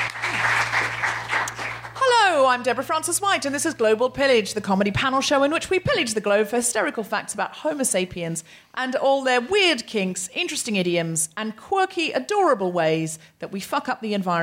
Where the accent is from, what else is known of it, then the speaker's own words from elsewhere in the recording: Australia; moved away; I am also Australian